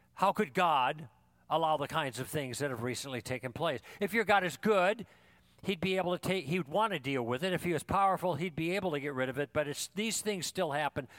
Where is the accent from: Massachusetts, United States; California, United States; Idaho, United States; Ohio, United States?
California, United States; Thousand Oaks; I'm from Thousand Oaks